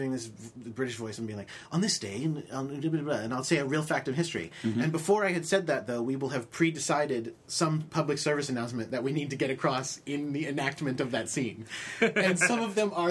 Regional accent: Naugatuck, Connecticut, United States; moved away as an adult; also born or lived in Binghamton, New York; most of my life, I grew up in Naugatuck, which is near Waterbury.

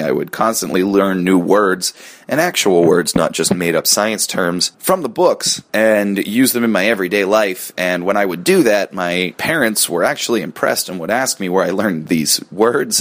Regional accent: Pittsburgh, Pennsylvania, United States; I grew up outside Pittsburgh

